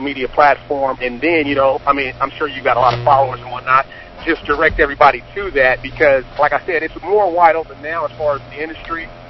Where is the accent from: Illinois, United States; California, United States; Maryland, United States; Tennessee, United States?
California, United States; Long Beach; I am originally from Long Beach, California